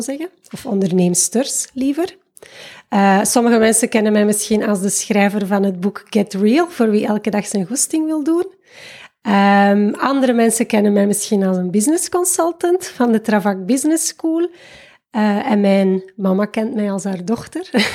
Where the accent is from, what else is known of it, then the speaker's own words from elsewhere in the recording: Waasland, Flanders, Belgium; moved away as an adult; now in Fuerteventura, Spain; geboren en getogen in het Waasland, ondertussen 36 jaar jong